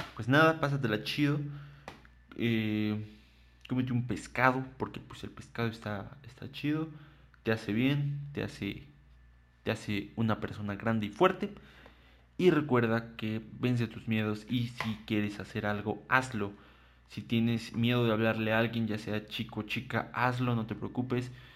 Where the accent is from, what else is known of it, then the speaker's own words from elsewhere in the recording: Mexico; somos mexicanos orgullosos